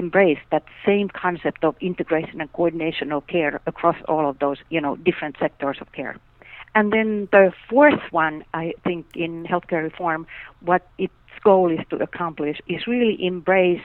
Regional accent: Finland; moved away; I grew up in Finland

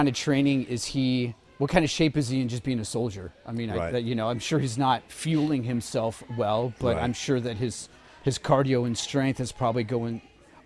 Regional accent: Seattle, Washington, United States; growing up in Seattle

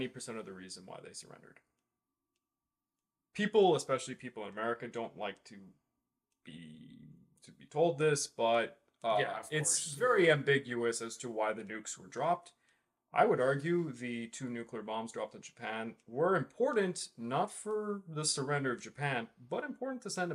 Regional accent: Canada; we're Canadian

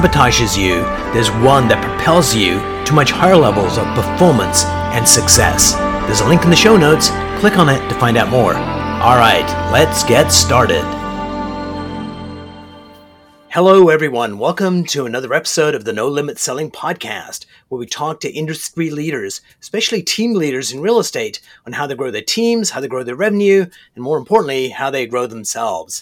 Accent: Canada; I'm a Canadian

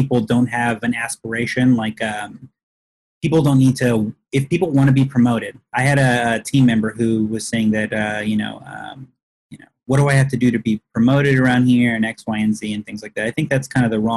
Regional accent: Texas, United States; I grew up in Texas

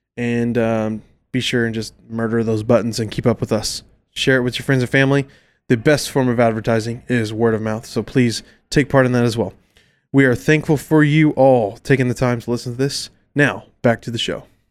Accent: Carrollton, Texas, United States; we grew up in Carrollton Farmers Branch area

